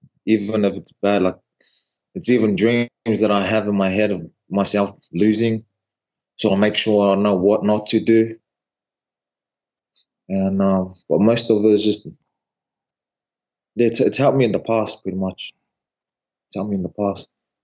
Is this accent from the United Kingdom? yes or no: no; New Zealand; also born or lived in Tonga; now in Australia; I grew up in New Zealand.